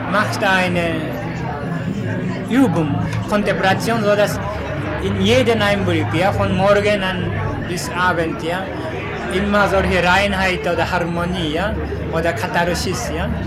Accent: South Korea; German is a second language; now in Germany; Korea aus Korea.

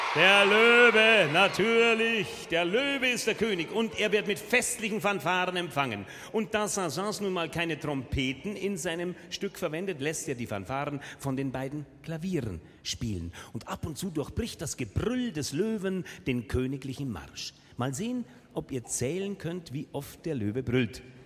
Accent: Munich, Bavaria, Germany; Bei uns in München

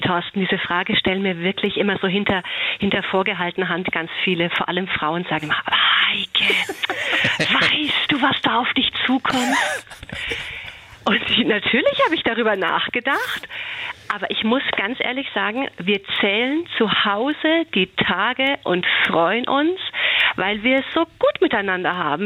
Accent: Franconia, Bavaria, Germany; Ich bin ja aus Franken und ich glaube, wir Franken

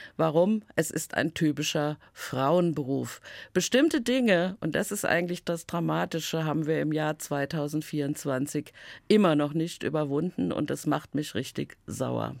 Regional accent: Main-Taunus-Kreis, Hesse, Germany; Ich komme ja aus dem Main-Taunus-Kreis

